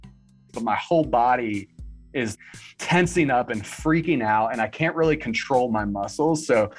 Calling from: Wilmington, North Carolina, United States; I'm calling from Wilmington, North Carolina.

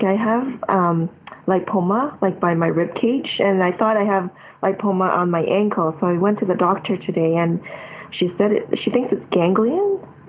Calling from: Toronto, Ontario, Canada; I'm calling from Canada.

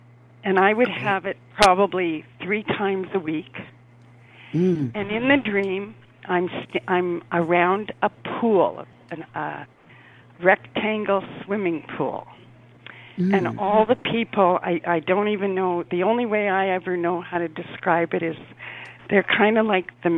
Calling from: Winnipeg, Manitoba, Canada; Hi, I'm calling from up in Winnipeg, Canada.

